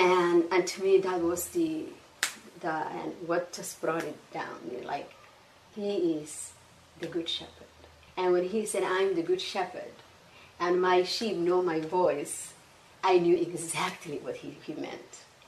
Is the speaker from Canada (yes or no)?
no; Somalia; accent: Somali; And then I go back to Somalia, you know, visit and say, oh, you have a different accent. So it was like, okay, I have a Somali accent and I have an English accent